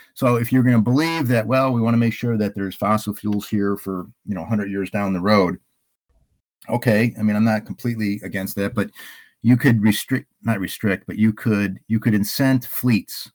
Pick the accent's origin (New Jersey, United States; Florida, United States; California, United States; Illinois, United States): Illinois, United States; now in Hayward, Wisconsin, United States; I'm from Illinois